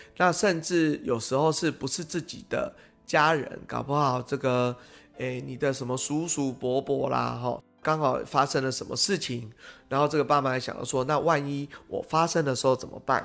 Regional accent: Pingtung County, Taiwan; now in Taipei, Taiwan; 因为我们是屏东人吼

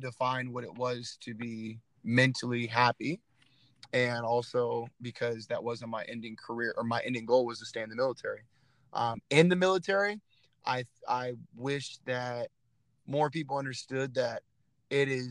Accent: Phoenix, Arizona, United States; my hometown of Phoenix, Arizona

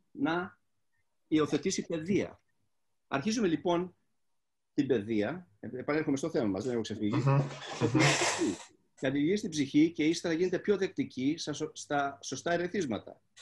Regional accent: Greece; εγώ που δεν είμαι μουσικός μουσικός, είμαι ένας Έλληνας ο οποίος ε, εκφράζει αυτό που

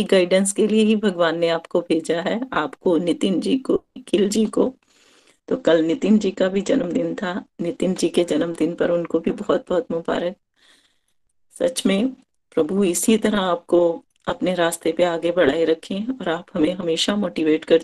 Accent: Chamba, Himachal Pradesh, India; चंबा से हूँ

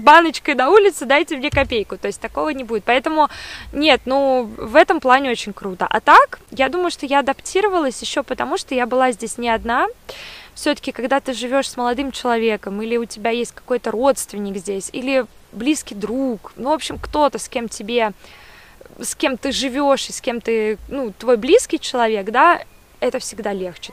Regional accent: Saint Petersburg, Russia; moved away as an adult; now in Munich, Germany; я родилась в Петербурге и, конечно, видела красоту этого города ну, потому что родилась в центре

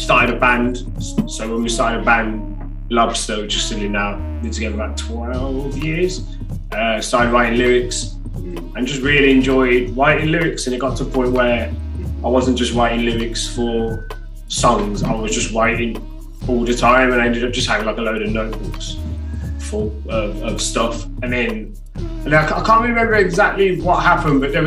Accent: Birmingham, West Midlands, United Kingdom; from Birmingham

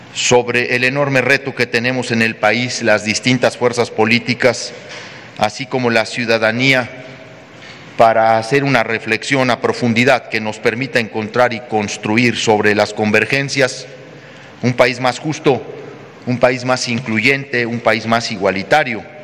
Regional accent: Mexico; como ciudadano seguiré muy pendiente de lo que ocurre en mi estado y en mi país

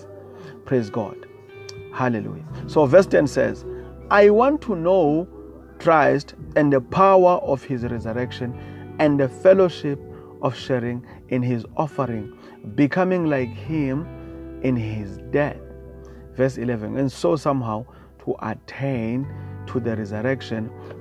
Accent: South Africa; I come from South Africa

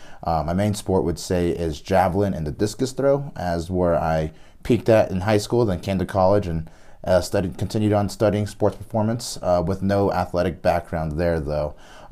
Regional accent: Durango, Colorado, United States; I am here from Durango, Colorado.

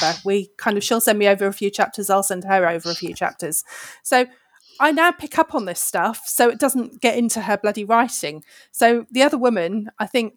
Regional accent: United Kingdom; I am British

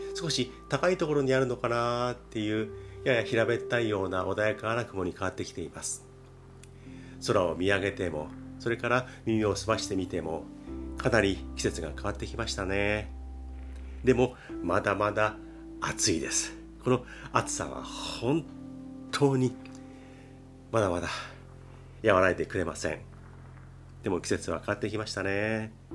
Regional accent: Japan; 我々日本人

